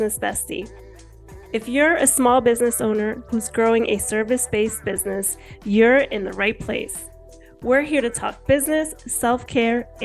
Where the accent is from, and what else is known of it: Hudson County, New Jersey, United States; born or raised there; also born or lived in Cuba / Hialeah, Florida